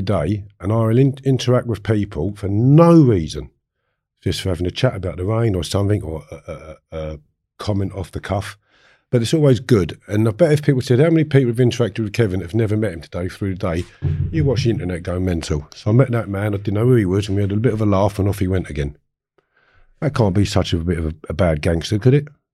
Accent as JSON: {"language": "English", "town": "Harefield", "region": "London", "country": "United Kingdom", "tie": "born or raised there", "said": "I grew up in Harefield"}